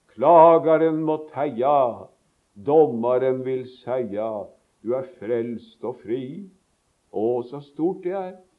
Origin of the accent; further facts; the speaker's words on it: Sarpsborg, Østfold, Norway; moved away; vi sang på søndagsskolen, det husker jeg så godt, hjemme i Sarpsborg